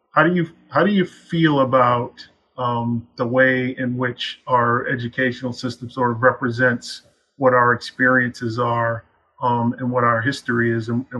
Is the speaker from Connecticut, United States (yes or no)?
yes; New Haven, Connecticut, United States; also born or lived in Bangor, Maine; now in Portland, United States; I'm originally from New Haven